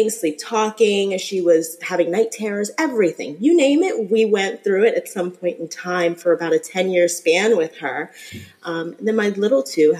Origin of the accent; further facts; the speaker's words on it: New Jersey, United States; moved away as an adult; now in Florida, United States; I am originally from New Jersey, so around that New York area.